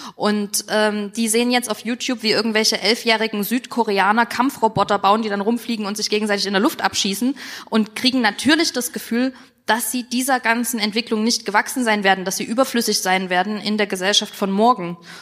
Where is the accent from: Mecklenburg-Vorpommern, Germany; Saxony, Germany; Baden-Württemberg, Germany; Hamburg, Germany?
Saxony, Germany; Dresden; ich komme aus Dresden